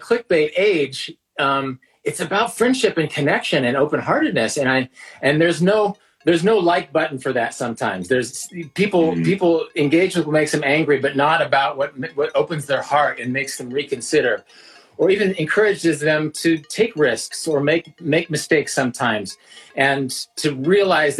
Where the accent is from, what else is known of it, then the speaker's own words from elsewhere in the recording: Kansas, United States; I'm a straight white dude from the middle of the country